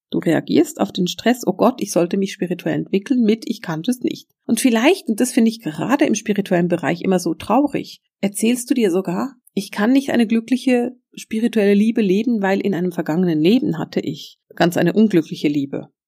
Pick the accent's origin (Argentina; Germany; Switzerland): Switzerland; Ich will es bloß nochmal extra sagen, weil ich bin Schweizerin.